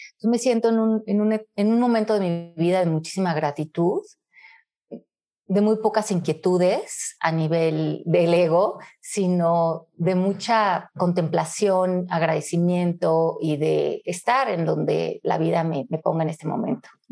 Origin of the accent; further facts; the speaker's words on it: Mexico City, Mexico; moved away as an adult; also born or lived in Miami; nací en la Ciudad de México, en 1970. Eh, crecí en México hasta los 27 años, que me mudé por un trabajo a Miami